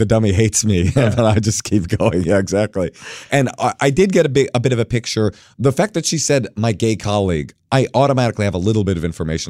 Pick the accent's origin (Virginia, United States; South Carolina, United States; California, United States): California, United States; I think I was saying something about like that I'm from the Bay Area.